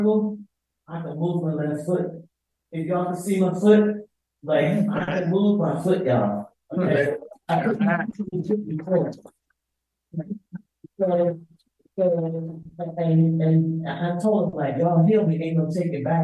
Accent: Pennsylvania, United States; I come from Pennsylvania

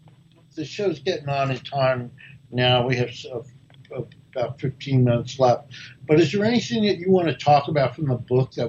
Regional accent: Newark, New Jersey, United States; now in Washington, D.C., United States; I'm from Newark, New Jersey

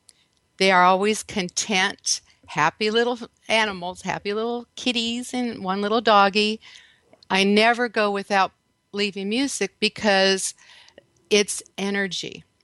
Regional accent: Redondo Beach, California, United States; moved away as an adult; now in Texas, United States; I'm actually from Redondo Beach, by the way. That's where I grew up. So I live in Texas now

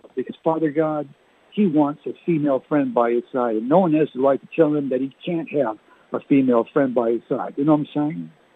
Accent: New Brunswick, Canada; We used to play in Canada growing up in New Brunswick

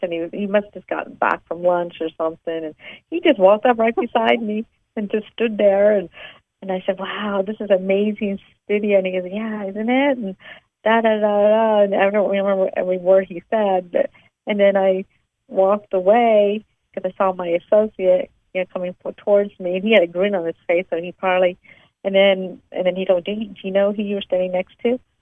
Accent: East Coast, United States; I'm from the East Coast

